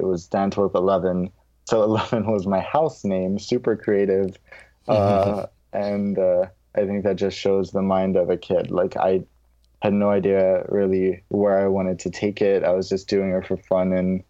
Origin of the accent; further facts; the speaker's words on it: London, United Kingdom; accent: American; moved away; And that's also how I developed my American accent once I left the UK, where I had a British accent. And as I grew up, this is now how I sound. But growing up in London